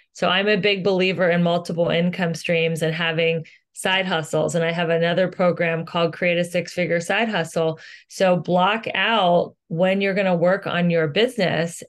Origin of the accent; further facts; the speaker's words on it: Cincinnati, Ohio, United States; moved away as an adult; now in Los Angeles, United States; I am originally from Cincinnati, Ohio. I moved to Los Angeles about twenty years ago